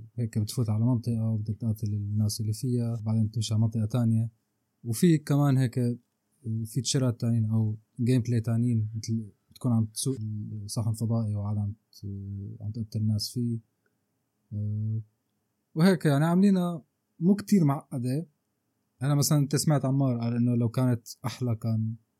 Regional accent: Syria; نحن عندنا بسوريا

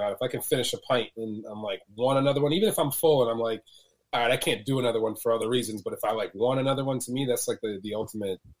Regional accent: Connecticut, United States; also born or lived in Jamaica / New Jersey; Uh, we came here from Jamaica, and then we moved from Jamaica to Connecticut, and then Connecticut up to uh, from, um, from, Jamaica to Jersey, and then Jersey to Connecticut. And was up in northern Connecticut.

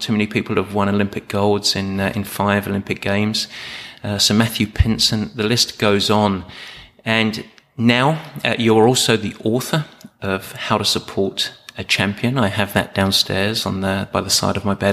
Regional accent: Southend-on-Sea, East of England, United Kingdom; moved away; I was born in South End in Essex.

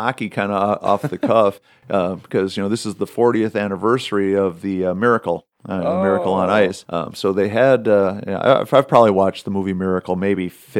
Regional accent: Wisconsin, United States; when I was growing up in Wisconsin.

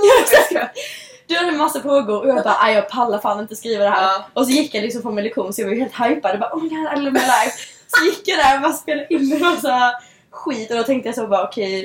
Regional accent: Sweden; moved away as an adult; now in Los Angeles, United States; hemma i Sverige

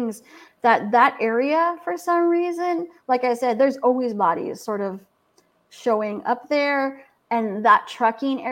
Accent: California, United States; moved away; also born or lived in Tahlequah, Oklahoma; I'm from California

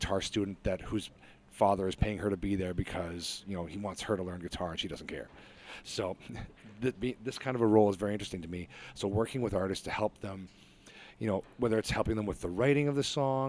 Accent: Niger; also born or lived in Lesotho / Malawi; Like I grew up in Africa at the time. I was in Niger and Lesotho and Malawi.

